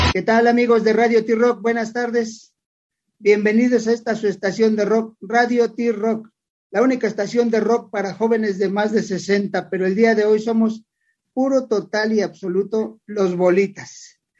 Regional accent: Mexico City, Mexico; yo nací chilango y me voy a morir chilango, yo soy, yo soy orgulloso de ser de la Ciudad de México

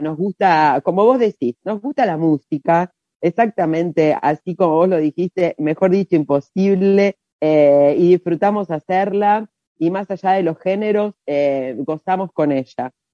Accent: Rosario, Santa Fe, Argentina; nosotros somos de Rosario

